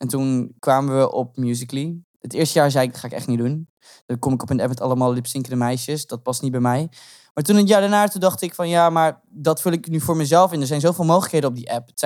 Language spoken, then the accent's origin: Dutch; Groningen, Netherlands; Ja, ik kom uit Grun.